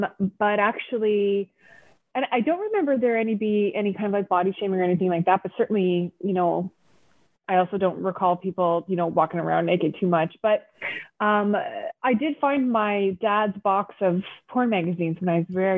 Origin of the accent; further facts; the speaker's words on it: Canada; in Canada.